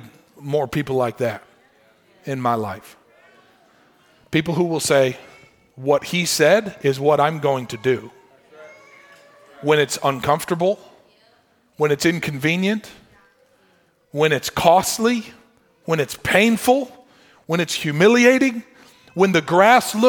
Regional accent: Michigan, United States; I grew up in Michigan

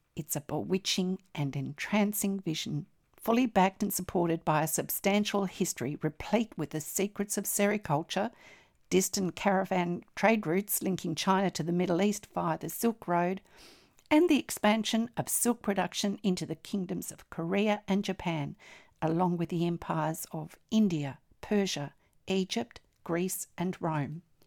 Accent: Australia; I'm an Australian textile artist

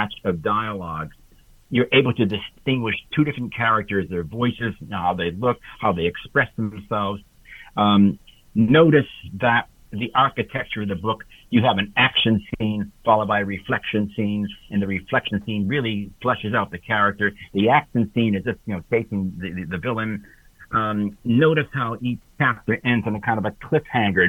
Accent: Hartford, Connecticut, United States; I was brought up in Hartford, Connecticut

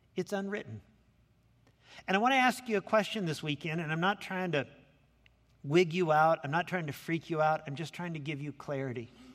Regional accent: Lincoln, Illinois, United States; now in Anaheim, United States; I grew up down in Lincoln, Illinois.

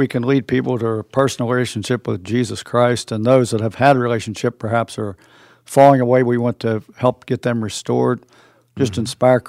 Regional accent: Waynesburg, Pennsylvania, United States; and I'm from Waynesburg.

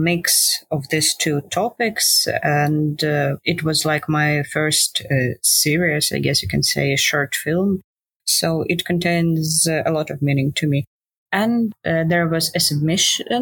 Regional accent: Ukraine; So I'm from Ukraine. I grew up here and I live

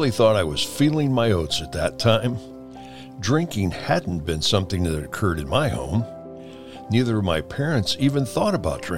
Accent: Chillicothe, Illinois, United States; between my hometown of Chillicothe and Peoria on Route 29

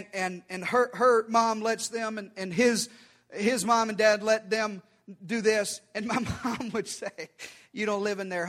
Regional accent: the South, United States; I was raised in the South by a mama who beat me.

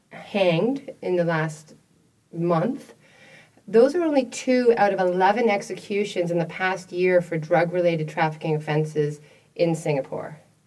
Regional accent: Canada; as a Canadian

